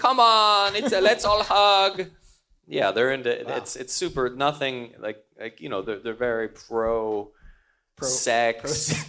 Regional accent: New York, United States; Coming from New York, that was a real shocker.

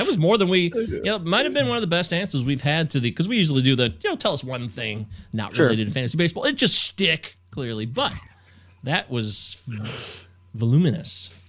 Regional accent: Midwest, United States; also born or lived in Baltimore; I'm an ignoramus from the Midwest, although I did spend some time in Baltimore, as I've told you, for a couple of years.

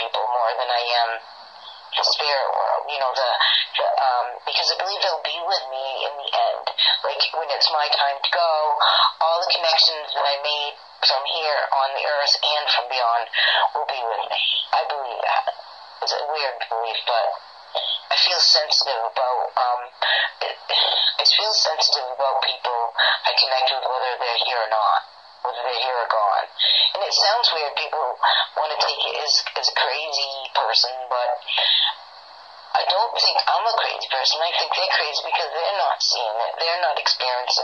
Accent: Maine, United States; I'm from Maine

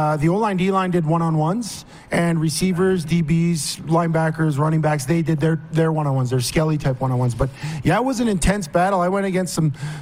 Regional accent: Montreal, Quebec, Canada; It was in Montreal, which was my hometown.

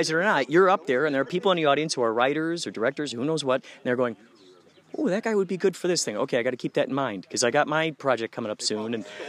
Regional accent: Chicago, Illinois, United States; Out in Chicago.

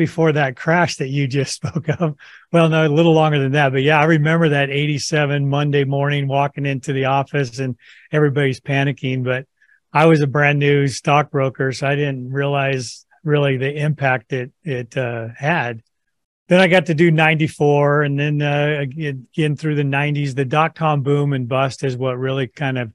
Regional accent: California, United States; now in Boise, United States; I'm California grown, but I moved to Idaho in about 1990

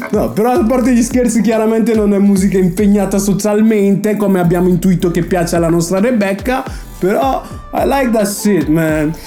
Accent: Brescia, Lombardy, Italy; now in Milan, Italy; Quindi io sono un fake bresciano, siccome non so parlare il dialetto bresciano

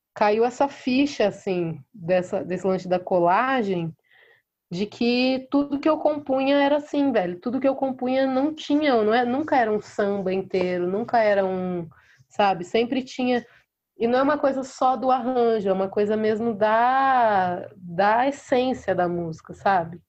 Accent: Mococa, São Paulo, Brazil; nasci em Mococa, interior de São Paulo

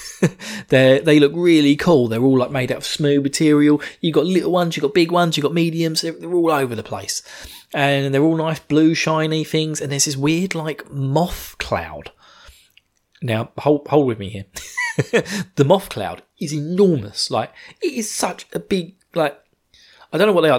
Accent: United Kingdom; I'm British.

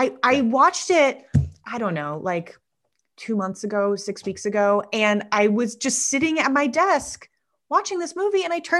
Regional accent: New York, United States; also born or lived in Connecticut; I grew up in New York and Connecticut, and I lived in Bed-Stuy for 6 years

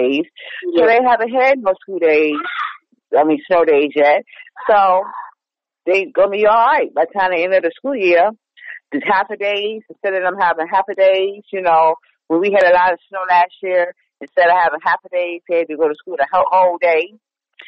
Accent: New York, United States; also born or lived in Chicago; now in Virginia, United States; I do miss living in New York with the snow

